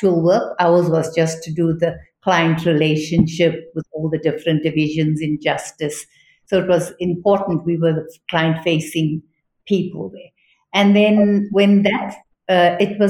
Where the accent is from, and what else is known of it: South Africa